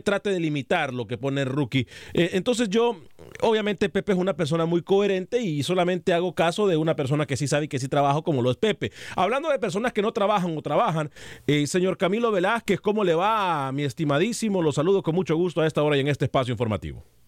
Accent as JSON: {"language": "Spanish", "country": "Honduras", "said": "Yo soy hondureño"}